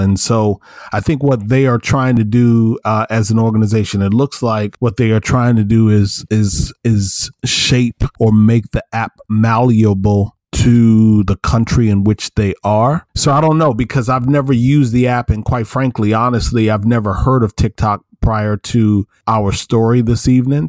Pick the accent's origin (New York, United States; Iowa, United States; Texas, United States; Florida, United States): Iowa, United States; moved away; from Iowa, a, a city about an hour, hour and a half from where I grew up in Iowa